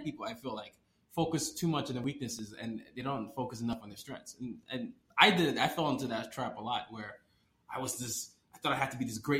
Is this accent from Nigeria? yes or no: yes; Nigeria; Yeah, I'm Nigerian.